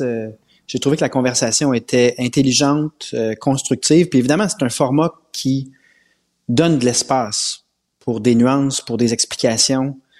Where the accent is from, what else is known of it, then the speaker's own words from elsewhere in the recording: Quebec, Canada; On est québécois